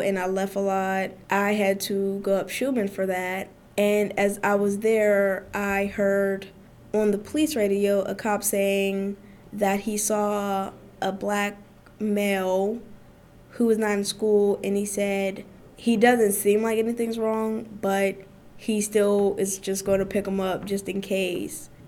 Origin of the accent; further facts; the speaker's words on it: Pittsburgh, Pennsylvania, United States; also born or lived in Oakland, Pittsburgh; I am originally from the Hill District, but I live in Oakland